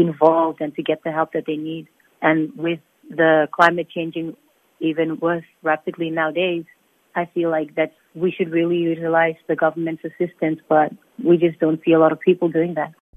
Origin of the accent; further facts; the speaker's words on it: Nauru; also born or lived in Fiji / Australia; I remember growing up in Nauru, I guess I had the good life because when I was growing up in Nauru, there was no, there was less technology